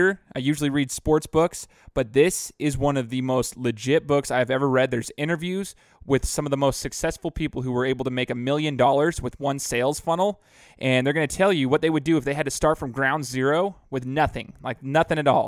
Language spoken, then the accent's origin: English; Boise, Idaho, United States; I'm from Boise, graduated from Boise State